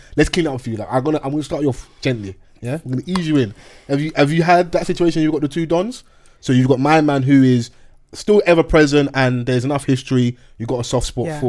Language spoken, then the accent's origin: English; Peckham, London, United Kingdom; I'm even from Peckham.